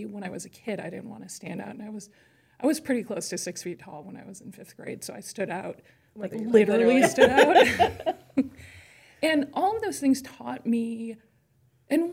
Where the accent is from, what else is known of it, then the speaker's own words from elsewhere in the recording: Chicago, Illinois, United States; I grew up in Chicago, and I was raised by parents